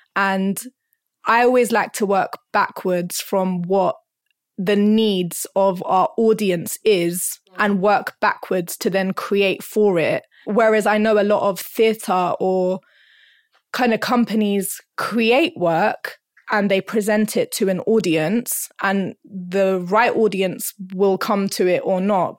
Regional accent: London, United Kingdom; also born or lived in Hornsey; I was, like, born and bred in North London, and I'm still in North London.

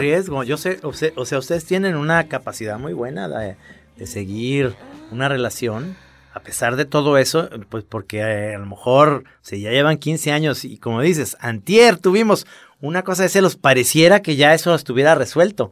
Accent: Guadalajara, Jalisco, Mexico; somos los tapatíos

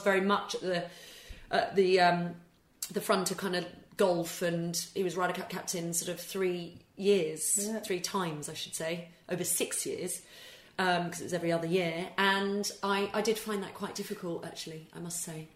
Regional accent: England, United Kingdom; also born or lived in Scotland; I, I, obviously am Scottish born, but was brought up and went to English schools.

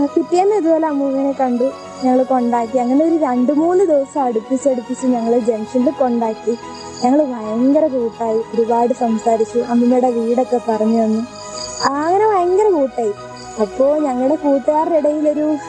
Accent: Chengannur, Kerala, India; ഞാൻ ആലപ്പുഴ ജില്ലയിലെ ചെങ്ങന്നൂർ നിന്ന് വരുന്നു

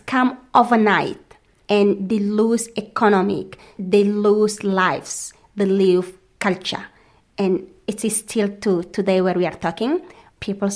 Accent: Chad; moved away as an adult; now in Paris, France; I am from Chad, a Mbororo woman from indigenous communities there.

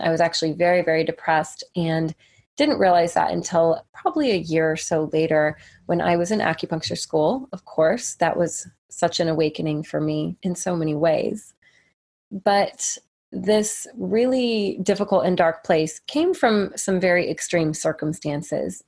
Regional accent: United States; as an American girl

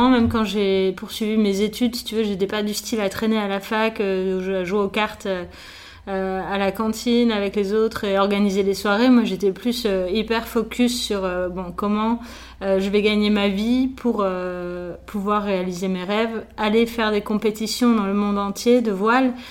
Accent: Nice, Provence-Alpes-Côte d'Azur, France; also born or lived in Paris; mes parents ont eu la bonne idée de déménager à Nice quand j'avais 3 ans.

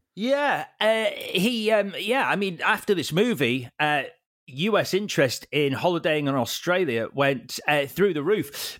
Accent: Leeds, Yorkshire and the Humber, United Kingdom; my local video store, Barker's Video on Street Lane in Leeds

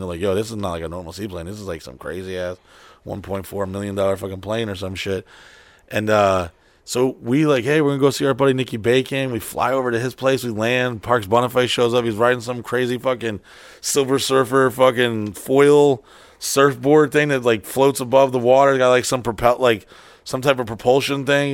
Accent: Orlando, Florida, United States; I'm from Orlando

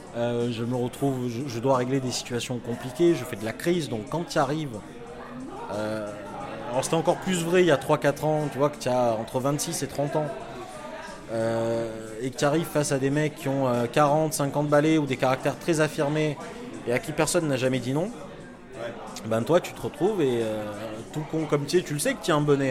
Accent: Marseille, Provence-Alpes-Côte d'Azur, France; moved away as an adult; now in Paris, France; je suis marseillais.

